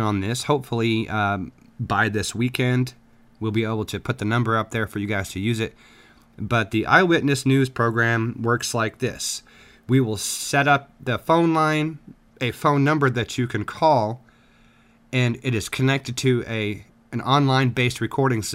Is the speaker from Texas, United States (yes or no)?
yes; South Texas, United States; now in Midwest, United States; I grew up for a while in South Texas